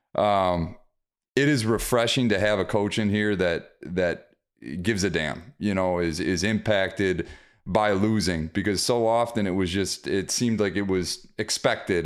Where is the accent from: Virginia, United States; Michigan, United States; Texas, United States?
Michigan, United States; Detroit; my hometown, Detroit